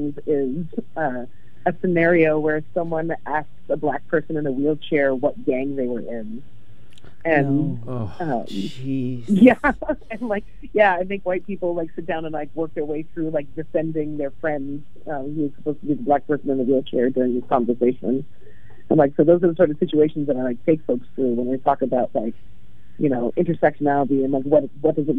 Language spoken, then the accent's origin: English; LA in the Bay Area, California, United States; now in Portland, United States; I grew up in LA in the Bay Area